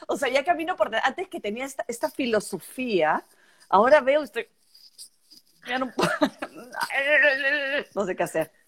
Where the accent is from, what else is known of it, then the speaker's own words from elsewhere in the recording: Peru; moved away; also born or lived in Italy; yo siento la mitad la siento peruana